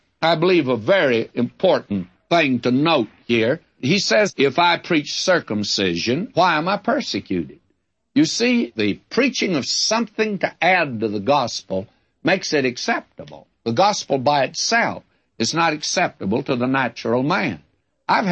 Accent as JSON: {"language": "English", "region": "the South", "country": "United States", "tie": "born or raised there", "said": "I was brought up in the South"}